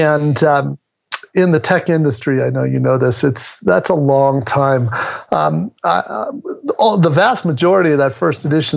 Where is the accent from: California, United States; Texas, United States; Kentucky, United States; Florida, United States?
California, United States; San Francisco; I'm from the Bay Area, San Francisco area.